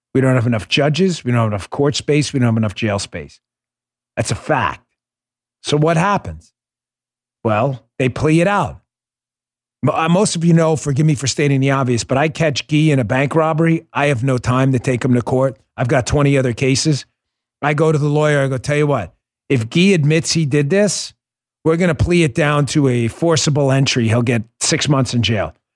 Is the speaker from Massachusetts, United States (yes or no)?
no; New York, United States; I grew up in New York. I police those streets.